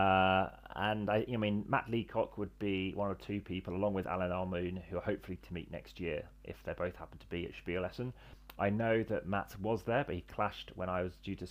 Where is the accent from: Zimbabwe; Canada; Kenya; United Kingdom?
United Kingdom; England; I'm from England.